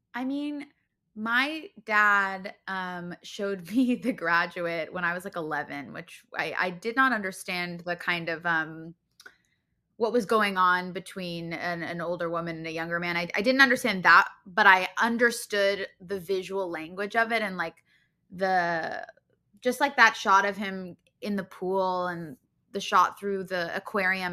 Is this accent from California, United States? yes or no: yes; Los Angeles, California, United States; I grew up in Los Angeles.